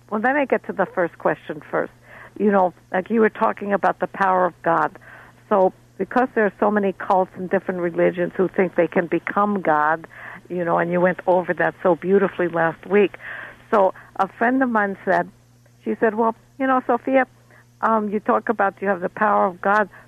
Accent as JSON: {"language": "English", "region": "Moscow", "country": "Russia", "tie": "born or raised there", "said": "Now, when I was growing up, my grandmother used to, I grew up in Moscow"}